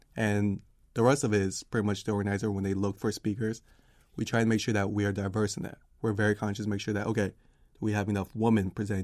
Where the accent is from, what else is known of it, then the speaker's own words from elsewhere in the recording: Washington, District of Columbia, United States; D C.